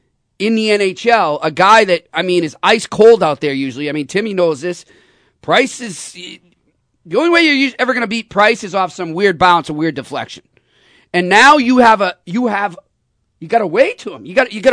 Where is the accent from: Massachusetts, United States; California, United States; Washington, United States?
Massachusetts, United States; Boston; because I'm from Boston